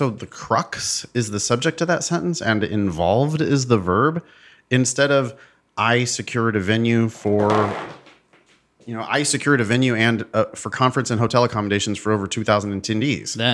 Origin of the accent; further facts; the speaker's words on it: Arizona, United States; young professionals in my home state of Arizona. I accepted.